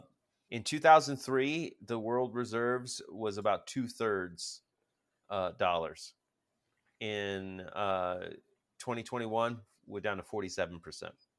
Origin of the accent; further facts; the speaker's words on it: United States; I'm American